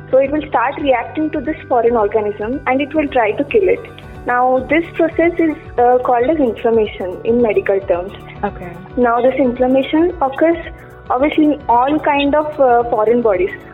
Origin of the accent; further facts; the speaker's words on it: Hubli, Karnataka, India; I am from Hubli, Karnataka.